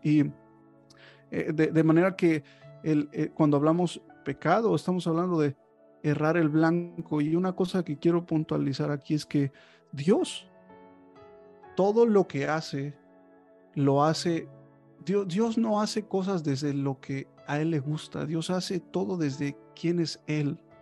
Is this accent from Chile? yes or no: no; Mexico